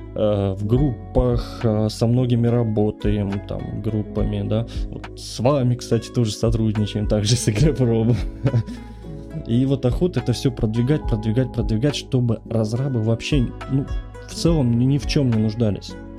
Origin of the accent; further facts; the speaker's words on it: Tuva, Russia; moved away as an adult; now in Kursk, Russia; я родом с Республики Тыва, поверьте. Это 6 тысяч километров, э, и я, мы все бросили и просто поехали